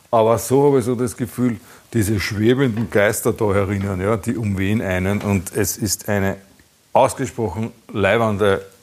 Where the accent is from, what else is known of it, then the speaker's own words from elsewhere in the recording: Austria; Ich bin aus Österreich.